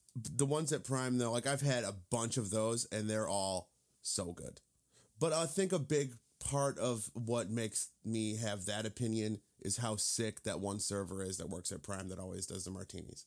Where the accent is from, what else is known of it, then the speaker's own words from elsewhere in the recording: Indiana, United States; I'm from Indiana